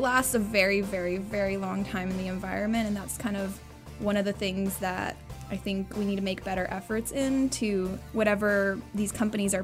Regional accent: Hawaii, United States; also born or lived in California; now in Florida, United States; I grew up in Hawaii, kind of lived in different places, California, and now Florida

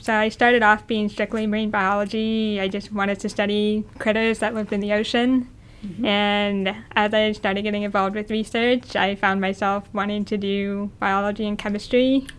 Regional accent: Cincinnati, Ohio, United States; moved away as an adult; I actually grew up in Ohio, the landlocked state.

